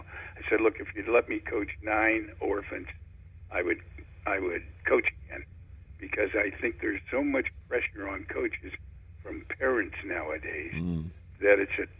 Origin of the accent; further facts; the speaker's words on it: Oakland, California, United States; I grew up in Oakland.